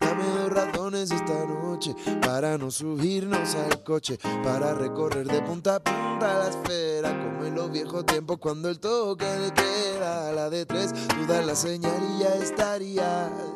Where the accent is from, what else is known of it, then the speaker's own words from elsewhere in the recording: Andalusia, Spain; yo vengo de Andalucía, ¿no? Del sur de España